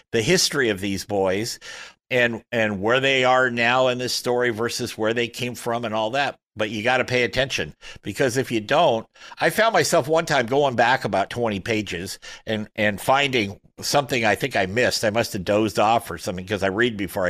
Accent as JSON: {"language": "English", "town": "Portland", "country": "United States", "said": "We're both from the Portland area"}